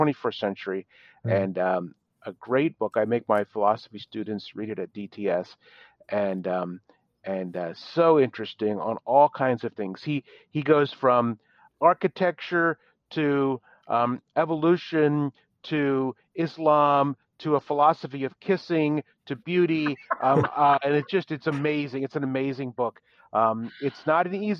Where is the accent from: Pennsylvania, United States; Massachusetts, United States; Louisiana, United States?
Pennsylvania, United States; Philadelphia; now in Dallas, United States; I'm from the Philadelphia area, which means that we did vacations in New Jersey.